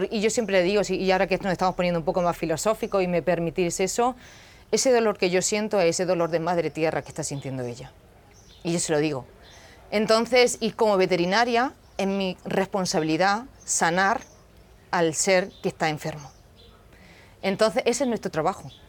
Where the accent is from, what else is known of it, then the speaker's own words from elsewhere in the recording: South Africa; que yo crecí en Sudáfrica con, con sudafricanos o con gente local y no tenía ningún prejuicio.